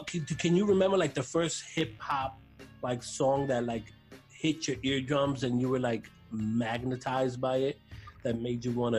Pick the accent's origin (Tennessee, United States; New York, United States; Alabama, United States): New York, United States; New York City; as a native New Yorker